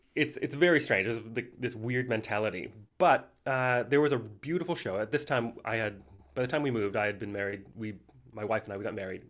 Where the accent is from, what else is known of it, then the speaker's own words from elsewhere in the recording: Missoula, Montana, United States; I grew up in Missoula, Montana